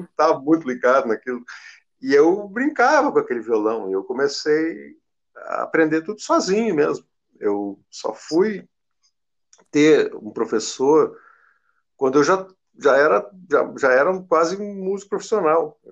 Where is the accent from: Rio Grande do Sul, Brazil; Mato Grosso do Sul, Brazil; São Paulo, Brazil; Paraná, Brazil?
Rio Grande do Sul, Brazil; Porto Alegre; Eu fui criado aqui em Porto Alegre